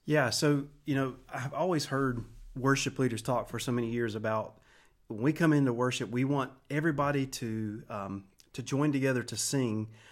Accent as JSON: {"language": "English", "town": "Wilson", "country": "United States", "tie": "born or raised there", "said": "I grew up in Wilson. Uh, we moved here in seventy-nine when I was five years old"}